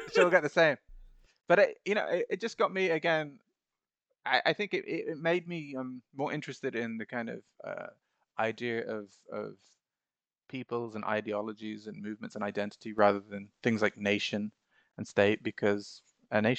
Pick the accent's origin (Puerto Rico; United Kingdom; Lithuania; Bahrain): Bahrain; I was so annoyed that we'd not been allowed to study Arabic uh, growing up in Bahrain, like I remember our parents had